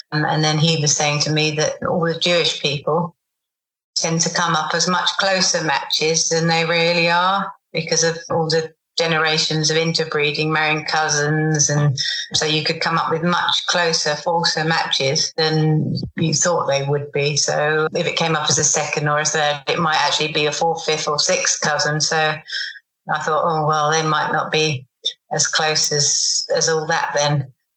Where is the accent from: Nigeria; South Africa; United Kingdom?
United Kingdom; England; being English